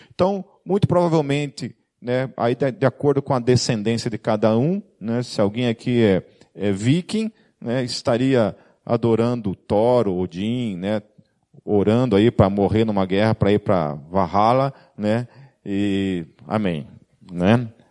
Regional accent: Brazil; principalmente como brasileiro

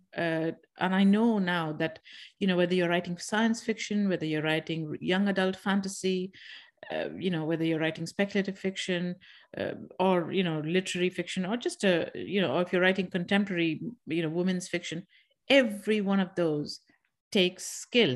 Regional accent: India; moved away as an adult; now in Ireland; I'm from India

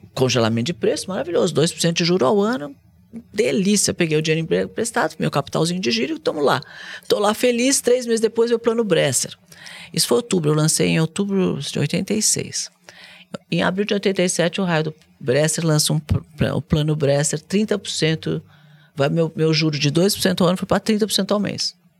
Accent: Brazil; eu sou brasileira

